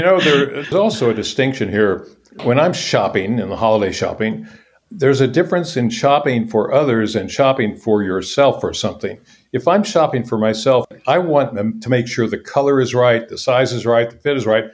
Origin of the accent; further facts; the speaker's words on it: Topeka, Kansas, United States; I grew up in Topeka, Kansas, mid-sized city